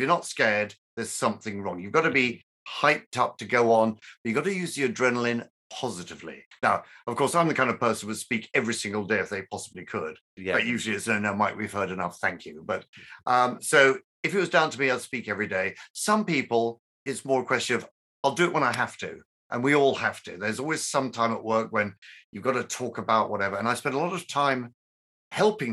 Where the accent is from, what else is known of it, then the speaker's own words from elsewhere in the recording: London, United Kingdom; born and bred London